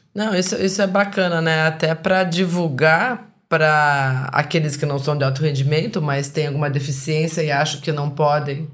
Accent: Curitiba, Paraná, Brazil; now in Espírito Santo, Brazil; eu que fui criada lá no, no sul, em Curitiba

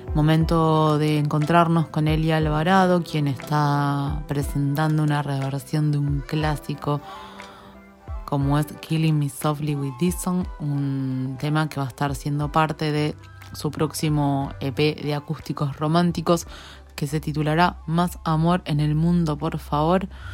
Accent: Lanús, Buenos Aires Province, Argentina; now in Buenos Aires, Argentina; Soy oriunda de Lanús Oeste. Ahí viví toda mi infancia.

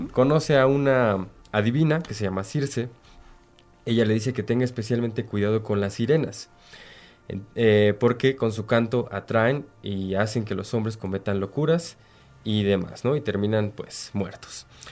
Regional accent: Hidalgo, Mexico; los que somos de Hidalgo

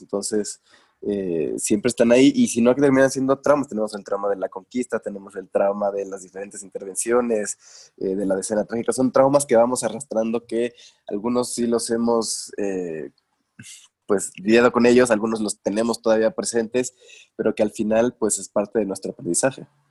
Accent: Mexico

